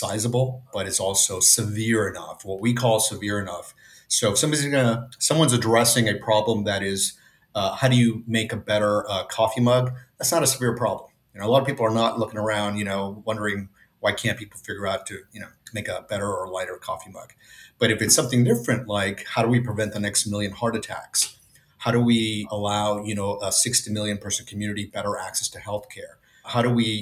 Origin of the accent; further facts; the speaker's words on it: Los Angeles, California, United States; Well, I'm from Los Angeles. I was born and raised